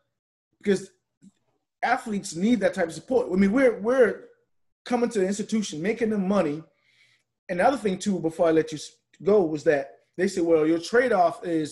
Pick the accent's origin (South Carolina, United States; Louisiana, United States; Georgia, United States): South Carolina, United States; Charleston; I was from Charleston.